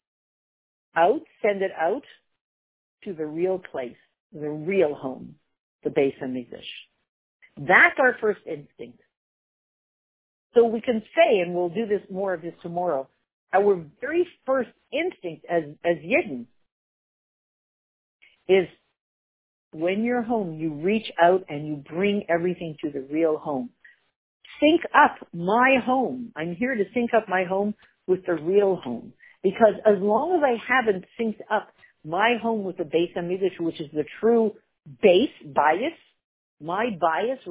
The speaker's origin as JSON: {"language": "English", "country": "Canada", "tie": "born or raised there", "said": "Growing up in Canada, which is not a very Jewish country"}